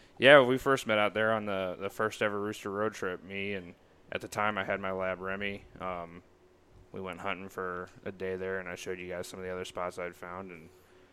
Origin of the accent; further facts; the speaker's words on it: Marthasville, Missouri, United States; I grew up in East Central Missouri, little town of Marthasville. It's about an hour west of St. Louis.